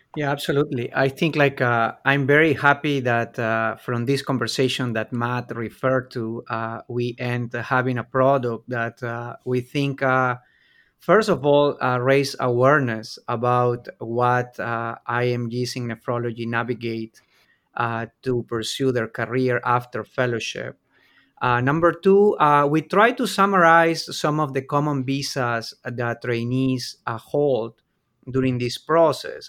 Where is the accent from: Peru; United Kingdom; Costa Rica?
Peru; moved away as an adult; now in Lexington, United States; I'm originally from Peru